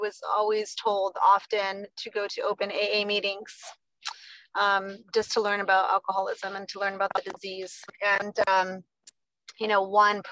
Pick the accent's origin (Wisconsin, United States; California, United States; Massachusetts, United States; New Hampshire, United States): California, United States; Southern; also born or lived in Riverside, California; now in Bakersfield, United States; I'm from SoCal. I started my recovery in Riverside, California. We're now in Bakersfield